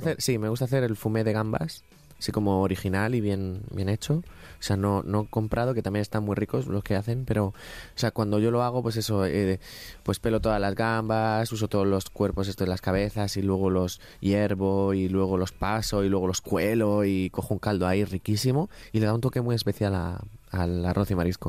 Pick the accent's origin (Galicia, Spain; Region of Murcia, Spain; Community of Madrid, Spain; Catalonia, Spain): Region of Murcia, Spain; Ricote; yo me crié en Ricote